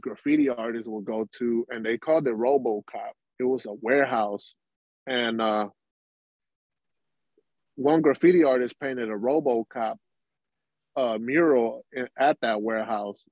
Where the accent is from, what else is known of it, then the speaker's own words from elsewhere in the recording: Houston, Texas, United States; I was born in Houston, you know, in Jefferson Davis, you know, hospital that's not even here anymore